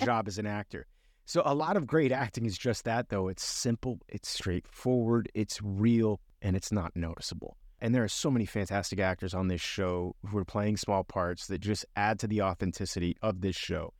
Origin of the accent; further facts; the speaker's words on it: Miami, Florida, United States; I grew up in a bigger city like Miami